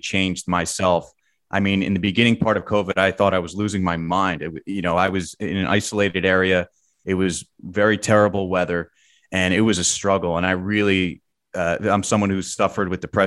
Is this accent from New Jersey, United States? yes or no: yes; New Jersey suburbs, United States; I'm from the Jersey suburbs